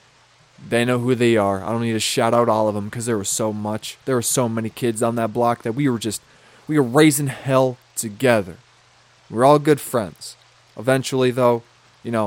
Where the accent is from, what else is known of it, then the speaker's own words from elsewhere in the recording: Lonsdale, Minnesota, United States; when I was little, growing up in Lonsdale, Minnesota, right, I had a house.